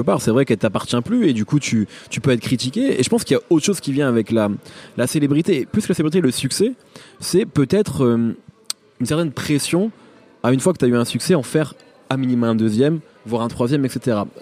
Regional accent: Picardy, Hauts-de-France, France; moved away; j'ai grandi en Picardie

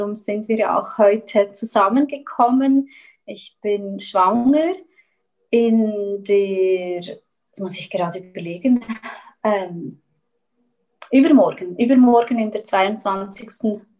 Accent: Switzerland; moved away as an adult; now in Chile; und wie man hört, ich komme ursprünglich aus der Schweiz, bin aber eben letztes Jahr im Oktober, Ende Oktober, bin ich nach Chile ausgewandert

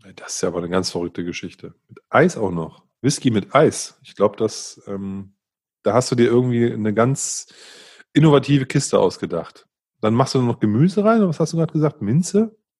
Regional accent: Northern Germany, Germany; ich bin ein Norddeutscher

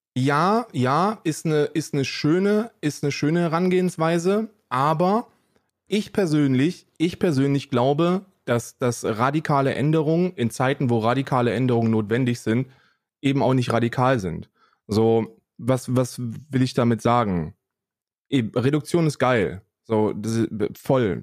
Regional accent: Germany; ich bin in Deutschland aufgewachsen

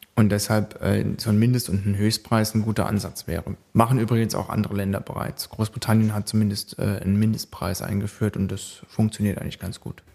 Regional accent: Baden-Baden, Baden-Württemberg, Germany; ich wohne auch, äh, noch in Baden-Baden, das ist in dem Wahlkreis drin, das ist meine Heimatstadt

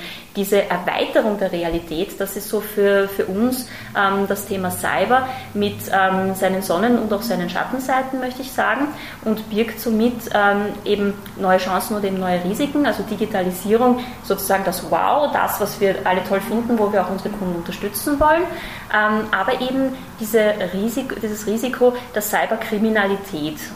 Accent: Austria; now in Germany; ich bin tatsächlich selber Österreicherin und schon seit vielen Jahren auch im Versicherungsmarkt auch äh, tätig.

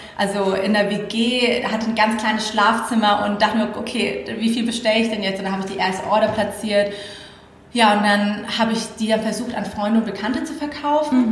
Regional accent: Thailand; moved away; ich bin in Thailand aufgewachsen.

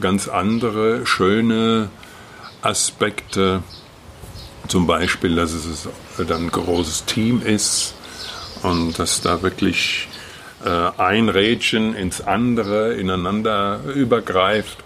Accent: Wetterau, Hesse, Germany; moved away; Ich komme ja aus der Wetterau ursprünglich.

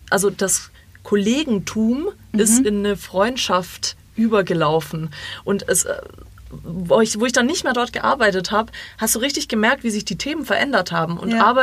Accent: Croatia; ich bin Kroatin, äh, ich äh, weiß nicht, wie man Deutsch ich, ich, spricht.

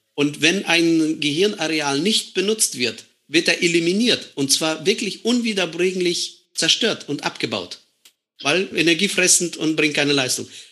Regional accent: Estonia; moved away as an adult; now in Germany; Wir als Deutschstämmige

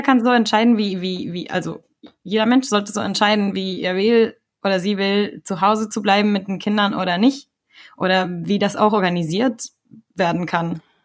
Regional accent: Ecuador; now in Germany; komme ich aus Ecuador und ähm, bin in Deutschland seit 2007

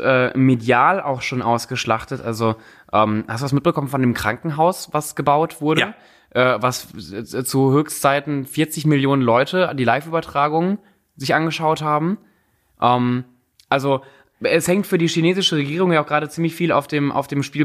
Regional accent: Cologne, North Rhine-Westphalia, Germany; ich komme ja aus Köln

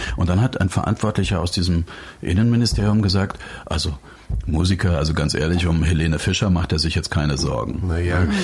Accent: Dresden, Saxony, Germany; ich bin in Dresden groß geworden, also im, im Osten Deutschlands

